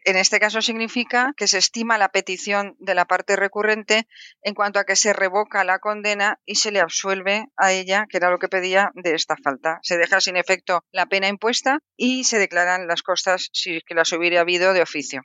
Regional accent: Valencian Community, Spain; en mi tierra, porque yo soy valenciana

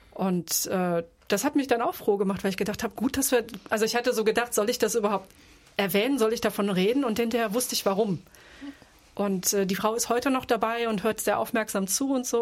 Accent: Offenbach am Main, Hesse, Germany; Ich komme aus Offenbach

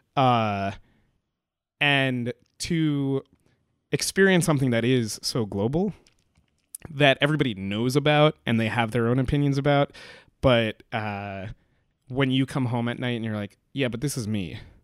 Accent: Pelham, New York, United States; my hometown, uh, you know, our high school is Pelham Memorial High School

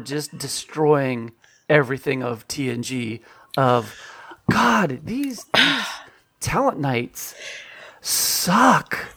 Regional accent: California, United States; I'm from California

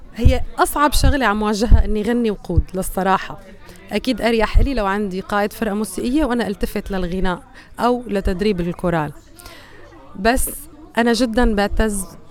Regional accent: Syria; now in Australia; من سوريا

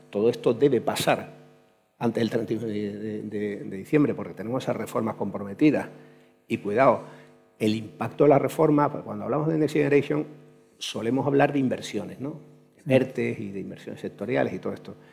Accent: Andalusia, Spain; como andaluz es un, honor, de verdad, poder compartir este rato con, con, vosotros, porque efectivamente soy andaluz, hasta la médula.

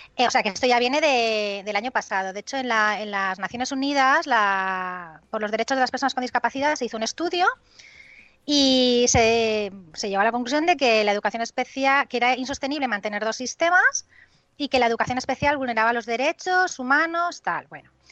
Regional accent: Benidorm, Valencian Community, Spain; yo soy de Benidorm

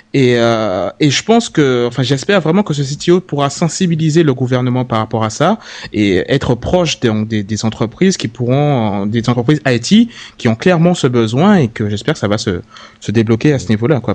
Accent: Guadeloupe; je viens de la Guadeloupe

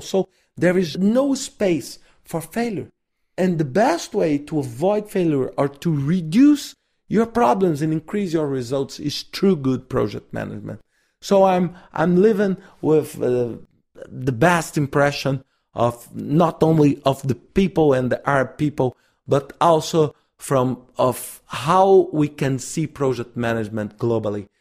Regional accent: Brazil; I'm from Brazil

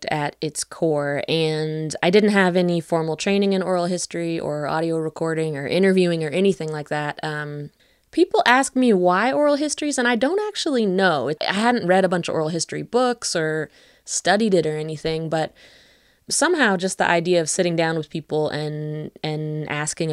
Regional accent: West Virginia, United States; moved away as an adult; also born or lived in Western Massachusetts; But I grew up in West Virginia. I grew up mostly on the border of Greenbrier and Pocahontas counties.

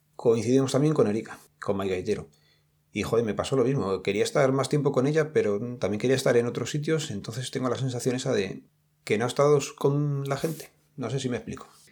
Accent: Madrid, Community of Madrid, Spain; nosotros o los que somos de aquí de Madrid

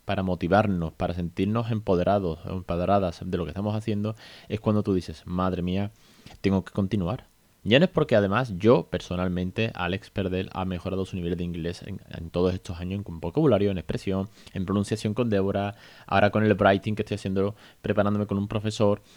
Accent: Spain; Porque somos eh, nativos de España

